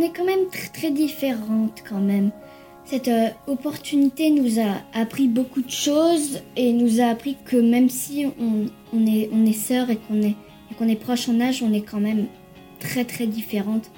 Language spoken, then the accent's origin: French; France; now in United States; je suis née en France